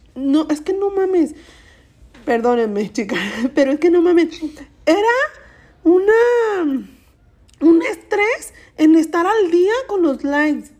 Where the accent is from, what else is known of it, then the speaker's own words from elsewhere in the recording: Mexico; soy mexicana